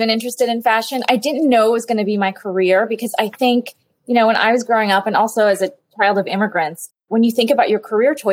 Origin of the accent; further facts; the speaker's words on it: New Orleans, Louisiana, United States; also born or lived in El Salvador; So I was born in El Salvador, we left the country during the war and we moved to New Orleans. But I was telling him, you know, when I was growing up, I remember my my mother saying to me